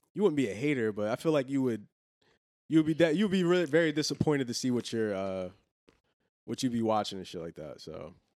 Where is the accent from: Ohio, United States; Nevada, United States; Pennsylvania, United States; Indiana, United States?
Pennsylvania, United States; Philadelphia; I'm from Philly